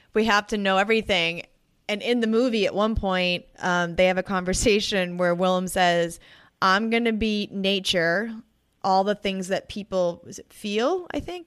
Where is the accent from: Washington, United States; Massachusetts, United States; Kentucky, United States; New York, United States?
Massachusetts, United States; Boston; I am from Boston